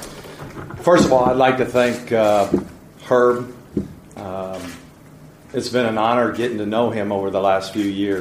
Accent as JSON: {"language": "English", "region": "Indiana", "country": "United States", "tie": "born or raised there", "also_born_or_lived": "Lawrence, Indiana / Noblesville, Indiana", "said": "I'm an Indiana boy. I partly grew up in Lawrence. Then I moved to Noblesville, Indiana, and I learned basketball"}